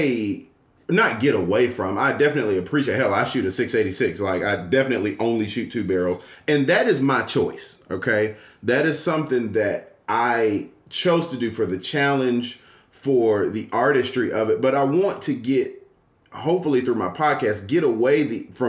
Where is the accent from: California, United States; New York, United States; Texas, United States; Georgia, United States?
Georgia, United States; Atlanta; I'm born and raised in Atlanta and live slightly west of the slightly west of it